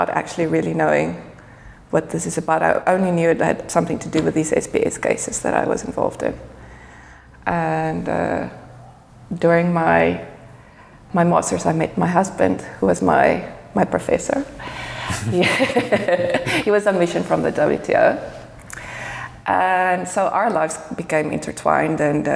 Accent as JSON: {"language": "English", "country": "South Africa", "tie": "born or raised there", "moved": "as an adult", "lives_now": "Geneva, Switzerland", "said": "I'm South African, born and bred. I only came to Geneva maybe 6 years ago."}